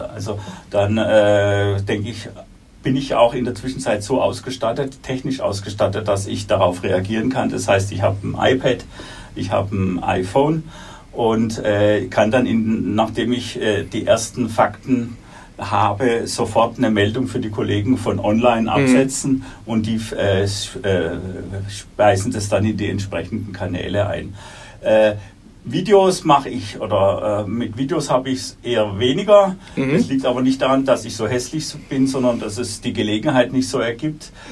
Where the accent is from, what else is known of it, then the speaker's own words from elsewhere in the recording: Baden-Württemberg, Germany; moved away as an adult; also born or lived in Munich; Abitur in, Würden, in meiner Heimat in Württemberg